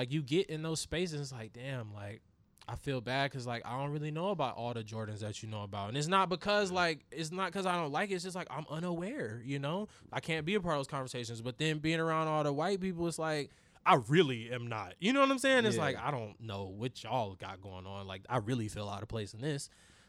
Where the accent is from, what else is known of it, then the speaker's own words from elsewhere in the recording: Raleigh, North Carolina, United States; also born or lived in Durham; Cause when I grew up in Raleigh, like I lived in Raleigh like my whole life, but I was born in Durham and I went to school in Durham up until I went to high school.